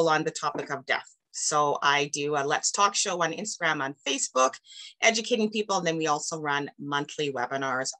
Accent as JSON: {"language": "English", "country": "Canada", "said": "I'm from Canada"}